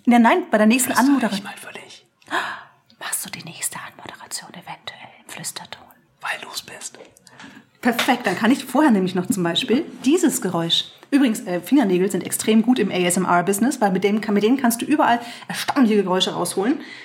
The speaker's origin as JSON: {"language": "German", "area": "Franconia", "region": "Bavaria", "country": "Germany", "said": "mein Bayer, Bayerntum, was nicht ganz korrekt ist, denn ich bin ja Fränkin"}